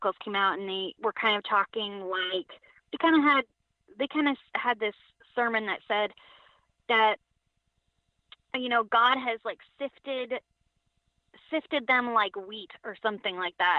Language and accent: English; Connecticut, United States; And I grew up, I was born in Connecticut. My parents were already involved in this group. So I grew up in it